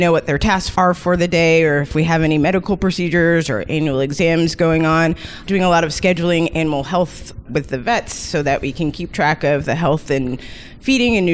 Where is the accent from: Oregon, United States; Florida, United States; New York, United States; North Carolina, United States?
New York, United States; Rochester; moved away as an adult; also born or lived in Boston; now in Atlanta, United States; I grew up in Rochester, New York, so a little bit of water, but not really near the ocean